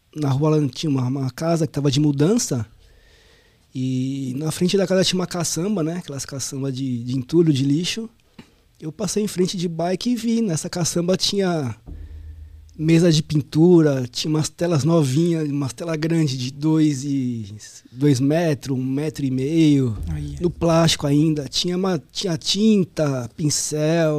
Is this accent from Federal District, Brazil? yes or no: no; São Paulo, Brazil; Sou lá do Ipiranga. Ipiranga. Zona Sul ali, próximo do metrô Sacomã